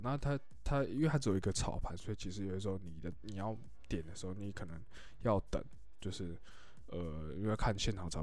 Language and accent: Chinese; Luzhou, New Taipei, Taiwan; also born or lived in Xindian, New Taipei; 我老家泸州